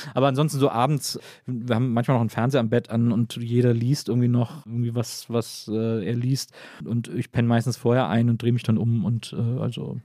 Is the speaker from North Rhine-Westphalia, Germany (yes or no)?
yes; Wesseling, North Rhine-Westphalia, Germany; ich komme aus Wesseling, das ist zwischen Köln und Bonn